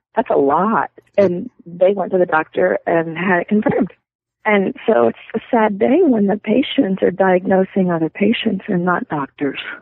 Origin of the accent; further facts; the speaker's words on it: Louisiana, United States; moved away as an adult; now in Montana, United States; we were both born and raised down there